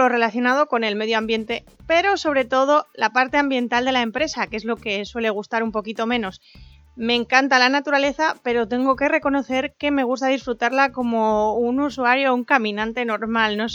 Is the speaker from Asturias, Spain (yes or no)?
yes; Asturias, Spain; accent: little Asturian accent; soy una asturiana con bastante poco acento, o eso me suelen decir, y que está en Oviedo.